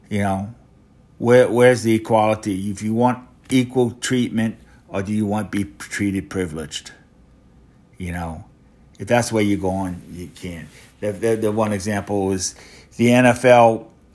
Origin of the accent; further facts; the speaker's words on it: Louisiana, United States; I'm from Louisiana